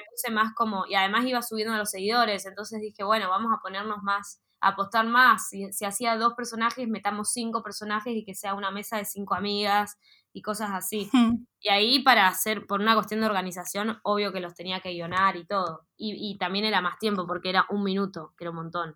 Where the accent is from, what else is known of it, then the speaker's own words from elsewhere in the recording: Neuquén, Argentina; moved away as an adult; now in Buenos Aires, Argentina; yo estuve desde, en esa escuela acá en Neuquén desde los 8 hasta que egresé en secundaria hasta los 18, 17